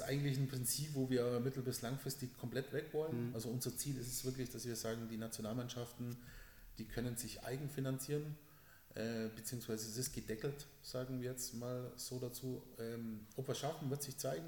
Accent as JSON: {"language": "German", "region": "Southern Germany", "country": "Germany", "also_born_or_lived": "Spain", "said": "bei uns im Süden"}